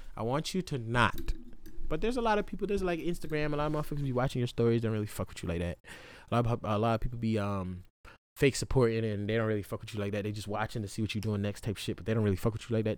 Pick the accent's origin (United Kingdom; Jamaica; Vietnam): Jamaica; now in Hawaii, United States; in J-, Jamaica